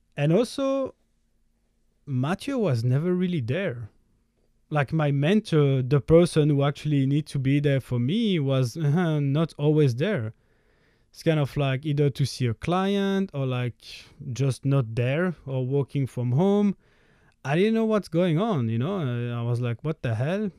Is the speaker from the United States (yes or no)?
no; Belgium; I'm from Belgium